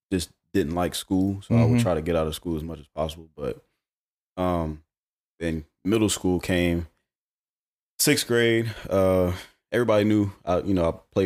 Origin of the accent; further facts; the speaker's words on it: Charlotte, North Carolina, United States; Yeah, from Charlotte. Born and raised.